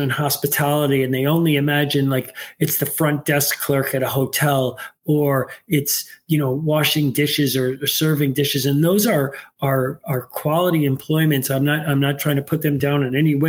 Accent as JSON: {"language": "English", "town": "New York City", "region": "New York", "country": "United States", "tie": "born or raised there", "also_born_or_lived": "Northville, Michigan", "moved": "yes", "lives_now": "Detroit, United States", "said": "I grew up in New York City"}